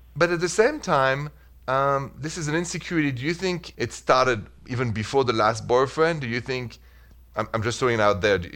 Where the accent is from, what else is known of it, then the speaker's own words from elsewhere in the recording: Paris, Île-de-France, France; accent: French; English is a second language; moved away; the accent is French. I'm from Paris.